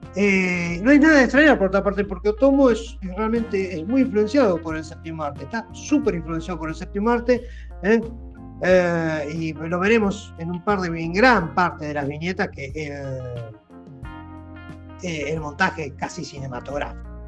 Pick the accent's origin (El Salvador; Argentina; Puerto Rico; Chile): Argentina